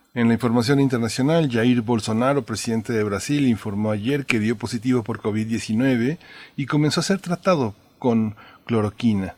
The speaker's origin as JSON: {"language": "Spanish", "country": "Mexico", "said": "Esos somos también los mexicanos"}